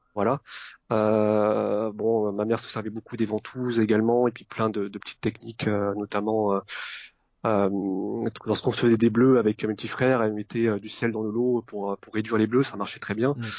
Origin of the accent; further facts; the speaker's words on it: Vietnam; là où je suis né au Vietnam